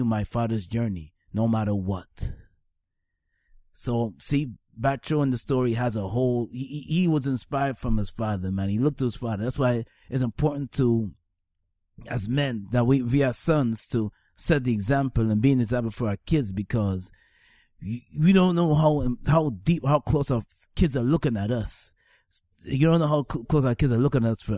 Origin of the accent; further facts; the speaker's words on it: Georgetown, Demerara-Mahaica, Guyana; also born or lived in Staten Island, New York; now in New York, United States; I was raised in All Boys Town. That's a town in Georgetown, Guyana